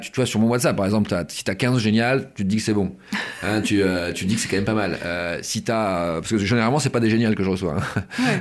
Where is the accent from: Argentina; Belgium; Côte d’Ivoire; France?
France; Pas-de-Calais, Hauts-de-France; Moi, je viens du Pas-de-Calais, hein, je viens de, je viens de, de, de, de cette région